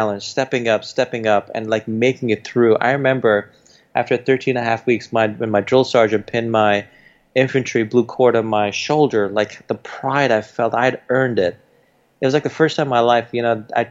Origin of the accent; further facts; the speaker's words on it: New York City, New York, United States; also born or lived in India; We didn't grow up in an Indian community. We grew up in Jamaica, Queens, where all the rappers came from.